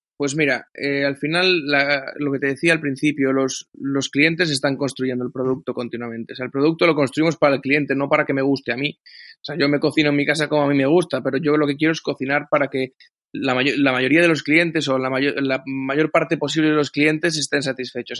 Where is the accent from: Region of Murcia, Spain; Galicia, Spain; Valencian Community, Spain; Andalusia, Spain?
Galicia, Spain; moved away; tanto Andrés como yo somos gallegos